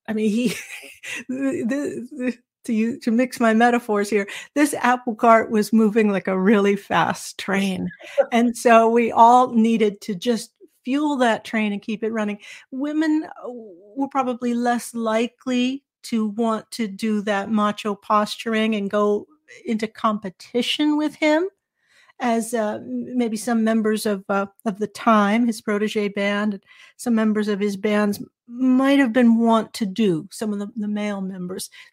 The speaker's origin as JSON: {"language": "English", "town": "Anaheim", "region": "California", "country": "United States", "tie": "born or raised there", "also_born_or_lived": "Minneapolis", "moved": "as an adult", "said": "I grew up in Anaheim and actually literally right next door to Disneyland"}